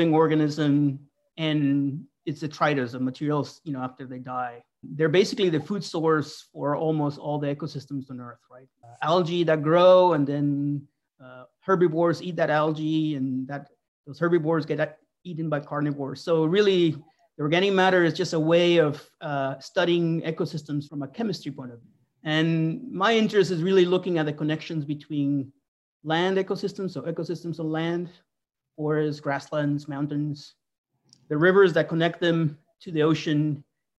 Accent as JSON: {"language": "English", "town": "Pamplona", "region": "Navarre", "country": "Spain", "tie": "born or raised there", "moved": "yes", "lives_now": "Corvallis, United States", "said": "I grew up in Northern Spain. In a town that's kind of like Corvallis. It's a little bigger, Pamplona"}